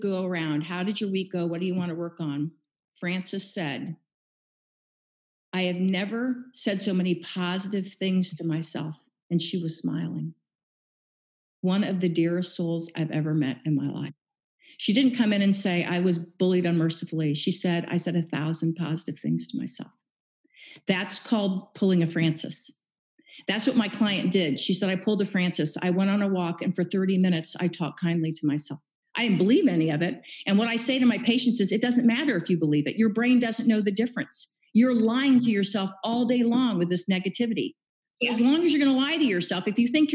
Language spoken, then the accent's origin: English; Kansas City, Missouri, United States; moved away as an adult; also born or lived in San Diego; I was born and raised in Kansas City